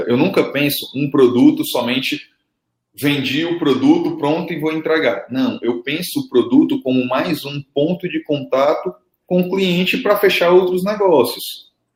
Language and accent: Portuguese; Fortaleza, Ceará, Brazil; aqui no Ceará, velho, como eu sou de Fortaleza